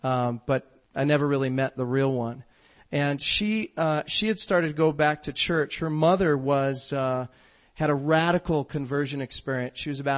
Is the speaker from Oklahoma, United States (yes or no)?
no; North Carolina, United States; born there; also born or lived in Chicago, Illinois / Fargo, North Dakota; I grew up in a middle class home. I was born in North Carolina, and then we moved to Chicago, Illinois. My sister was born there, and then we moved to Fargo, North Dakota.